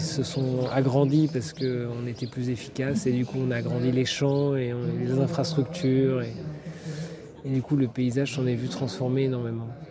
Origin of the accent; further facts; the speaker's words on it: Paris, Île-de-France, France; moved away as an adult; je suis parisien, né à Paris, donc j'ai grandi en ville